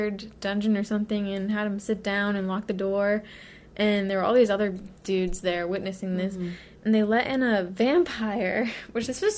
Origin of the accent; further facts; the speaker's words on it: United States; we're American